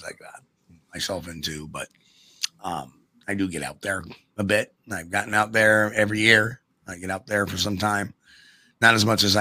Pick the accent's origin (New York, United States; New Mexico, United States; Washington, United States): New York, United States; I am a New Yorker